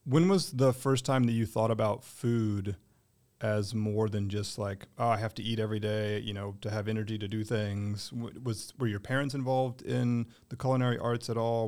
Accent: Durham, North Carolina, United States; born or raised there

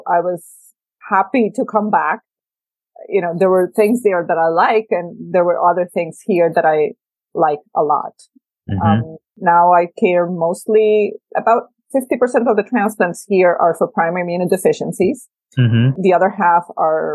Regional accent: El Salvador; also born or lived in Mexico; now in United States; I'm from El Salvador, I had grown in an area where civil war was a big deal

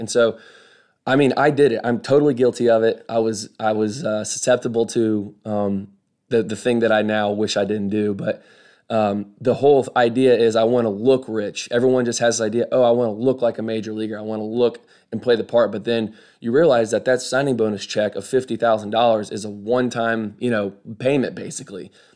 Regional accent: Kokomo, Indiana, United States; moved away as an adult; also born or lived in Arkansas; now in Birmingham, United States; I was born and raised in Kokomo, Indiana.

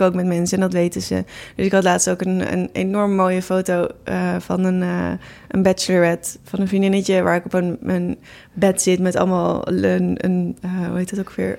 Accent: Netherlands; ik ben geboren in Nederland en niet in India

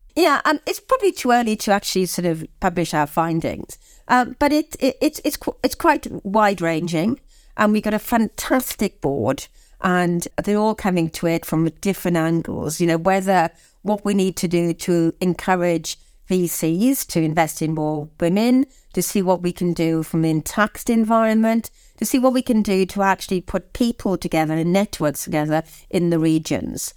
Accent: Swansea, Wales, United Kingdom; moved away; I'm from Swansea

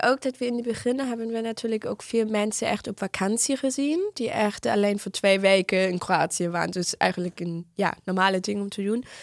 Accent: Northern Germany, Germany; Dutch is a second language; moved away; ik kom uit Noord-Duitsland

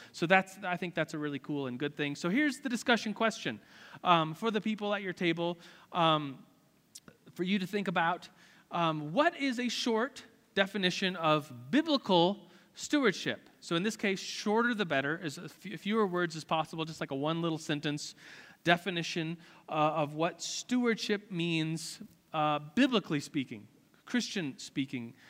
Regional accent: United States; As an American, as someone who's rich

